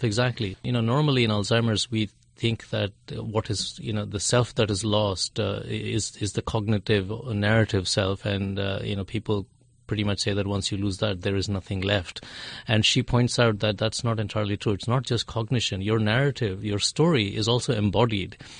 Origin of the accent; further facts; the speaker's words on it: India; I'm from India